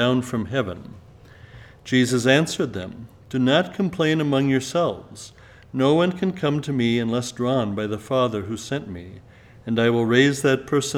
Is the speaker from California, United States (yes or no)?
yes; Southern California, United States; Growing up in Southern California